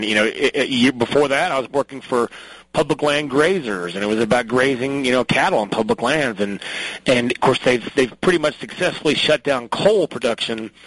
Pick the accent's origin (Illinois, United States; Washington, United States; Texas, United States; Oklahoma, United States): Oklahoma, United States; Oklahoma City; moved away as an adult; now in Colorado, United States; I grew up in Oklahoma City where you had three TV stations and a PBS station